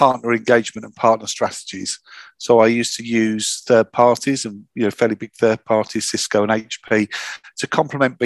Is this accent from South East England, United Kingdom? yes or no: yes; Hastings, South East England, United Kingdom; I'm from the south of England. I'm from Hastings, the Battle of Hastings